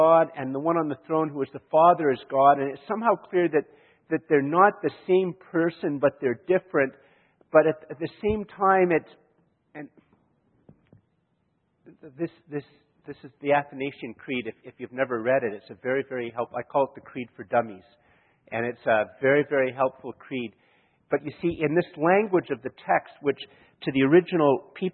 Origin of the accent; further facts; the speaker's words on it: Canada; I'm from Canada.